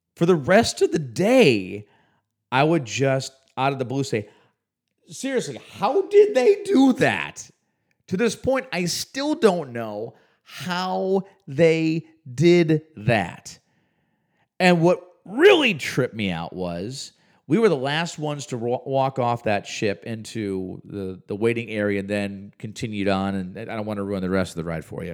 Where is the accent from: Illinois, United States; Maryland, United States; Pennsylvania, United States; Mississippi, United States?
Illinois, United States; Chicago; moved away; I grew up in the Chicagoland area